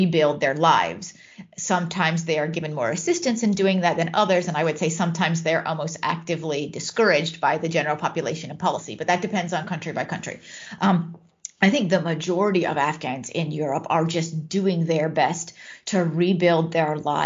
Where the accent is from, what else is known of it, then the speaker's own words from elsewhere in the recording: United States; now in Netherlands; I am American